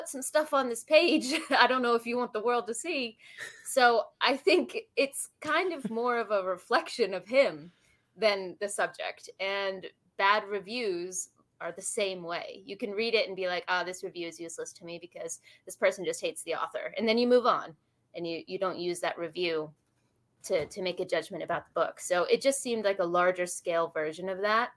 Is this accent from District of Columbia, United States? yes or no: yes; Washington, District of Columbia, United States; My hometown is DC.